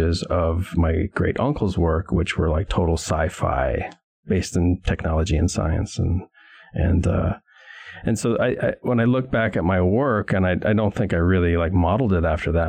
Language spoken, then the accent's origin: English; St. Paul, Minnesota, United States; I grew up in St. Paul, Minnesota